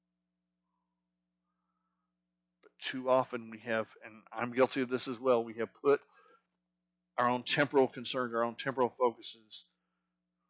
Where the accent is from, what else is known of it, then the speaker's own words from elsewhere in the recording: Arizona, United States; moved away; I grew up in Arizona, which Arizona is not part of the Bible Belt